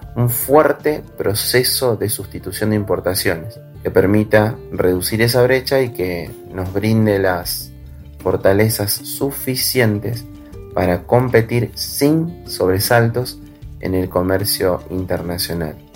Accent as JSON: {"language": "Spanish", "country": "Argentina"}